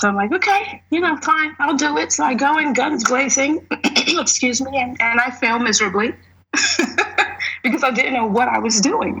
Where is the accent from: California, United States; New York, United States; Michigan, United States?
New York, United States; I'm from New York